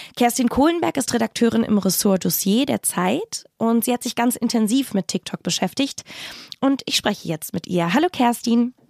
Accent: Rhens, Rhineland-Palatinate, Germany; Ich bin am Mittelrhein aufgewachsen, in einem ziemlich beschaulichen Ort namens Rehens

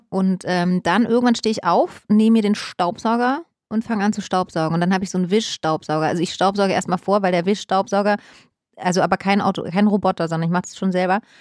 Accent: East Germany, Germany; Und wenn der Kaffee nicht mehr, mehr daraus, also weil früher, wie gesagt, ich komme aus dem Osten, Kaffee war mir wirklich, also egal wie der geschmeckt hat, das war alles völlig in Ordnung.

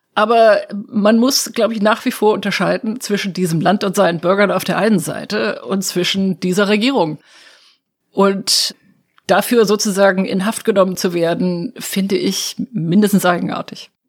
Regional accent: Germany; moved away as an adult; now in Washington, United States; als Deutsche

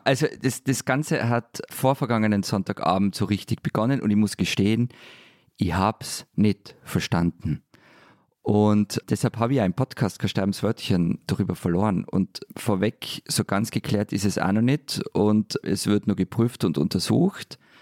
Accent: Vienna, Austria; bei uns in Wien

